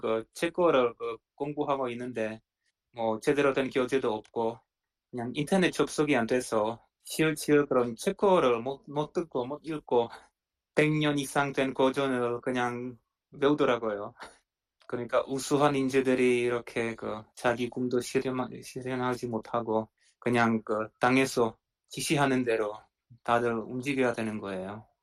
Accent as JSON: {"language": "Korean", "country": "Czechia", "second_language": "Korean", "said": "7, 80년대 그 체코슬로바키아 사회주의라의 체코슬로바키아에서 살았는데"}